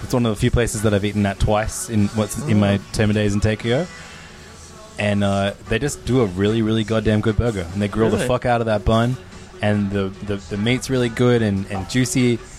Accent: Sydney, New South Wales, Australia; We're from Sydney

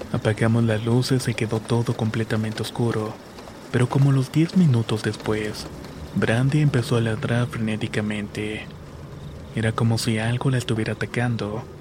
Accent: Hidalgo, Mexico; Esto me pasó de donde soy originario justamente en el estado de Hidalgo.

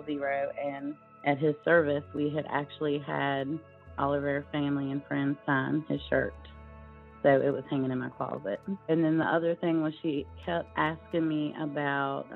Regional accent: Natural Bridge, Virginia, United States; I am from Natural Bridge, Virginia.

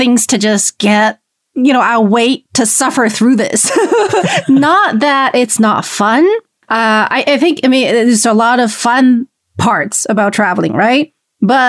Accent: Beijing, China; from Beijing

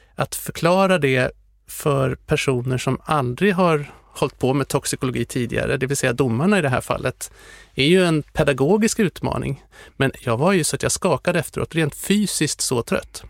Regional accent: Sweden; Jag var den enda från Sverige.

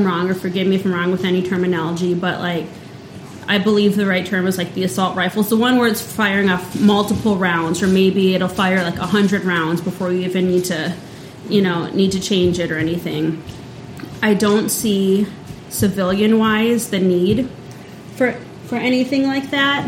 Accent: Central South Dakota, United States; growing up in Central South Dakota

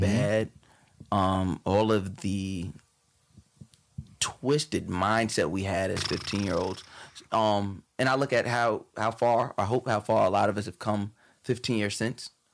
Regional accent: Long Island, New York, United States; I, I grew up on Long Island

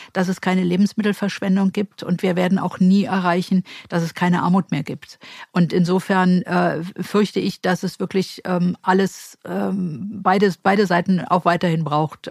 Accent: Berlin, Germany; die einzige gebürtige Berlinerin

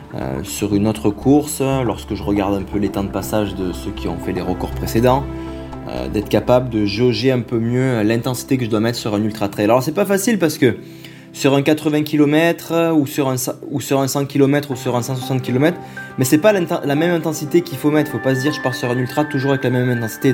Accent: Quebec, Canada; je viens du Québec où j'ai grandi

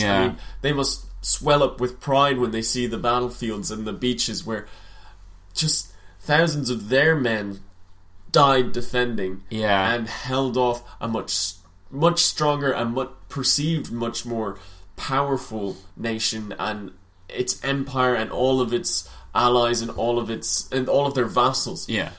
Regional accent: Ireland; as one Irishman to another, to know that this day 100 years ago he'd fallen on a foolish battlefield.

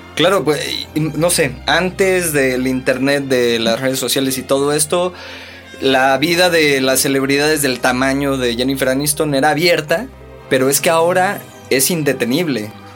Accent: Veracruz, Mexico; Yo soy de Veracruz

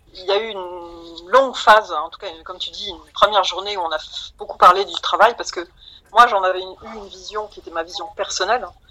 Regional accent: Metz, Grand Est, France; je suis originaire de Metz

